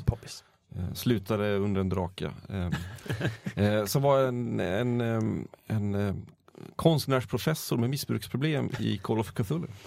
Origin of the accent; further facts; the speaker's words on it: Borlänge, Dalarna County, Sweden; Jag hade min, min bakgrund i Borlänge